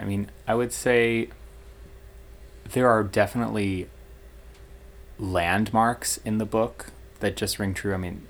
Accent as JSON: {"language": "English", "town": "St. Charles", "region": "Illinois", "country": "United States", "tie": "born or raised there", "lives_now": "Chicago, United States", "said": "being from the Midwest, I grew up in St. Charles in the western suburbs here of Chicago. So not quite the prairie"}